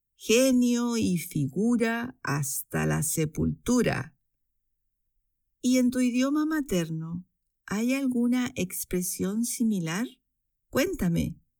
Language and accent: Spanish; Chile; moved away as an adult; now in Switzerland; chilena, vivo en Suiza desde hace 12 años